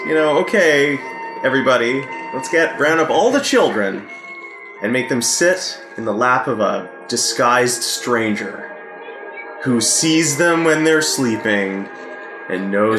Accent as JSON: {"language": "English", "region": "Quebec", "country": "Canada", "tie": "born or raised there", "accent": "Quebecois", "moved": "yes", "said": "I was still in French immersion in high school because I grew up in Quebec. So I was much more fluent in French than I am now. I'm totally rusty now."}